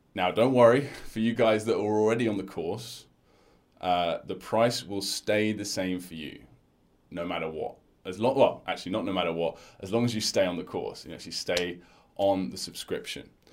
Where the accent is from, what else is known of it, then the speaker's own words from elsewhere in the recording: United Kingdom; my culture personally as a British person